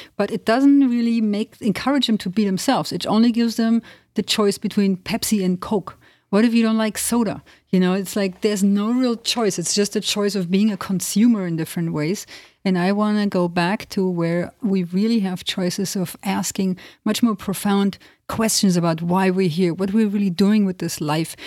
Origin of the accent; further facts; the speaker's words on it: Germany; moved away as an adult; also born or lived in Transylvania, Romania (family origin); now in United States; I grew up in Germany, but with a family coming from Transylvania, which is in Romania